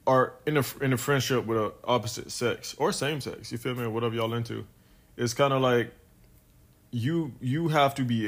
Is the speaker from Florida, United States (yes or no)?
yes; Fort Pierce, Florida, United States; I'm from Fort Pierce, Florida.